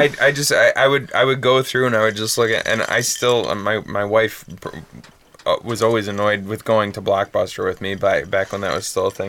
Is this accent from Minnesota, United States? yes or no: no; Bad Axe, Michigan, United States; now in Roseville, United States; in the town that I grew up in Bad Axe, the Thumb